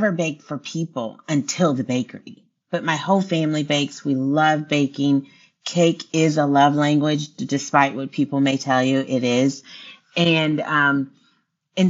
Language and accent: English; Houston, Texas, United States; moved away as an adult; also born or lived in Austin, Texas; now in Alabama, United States; I'm from Texas. I love everything Texas. I was born in Houston, so I love Texas